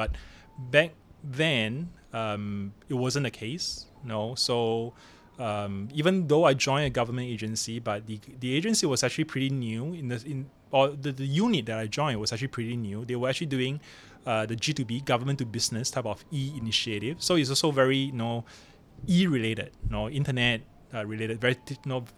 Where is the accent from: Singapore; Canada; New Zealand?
Singapore; moved away as an adult; now in Hong Kong; So I grew up in Singapore